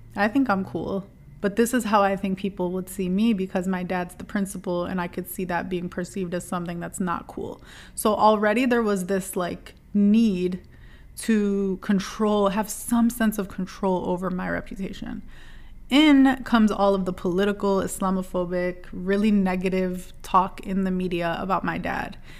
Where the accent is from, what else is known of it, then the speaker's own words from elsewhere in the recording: Dearborn, Michigan, United States; I grew up in Dearborn, Michigan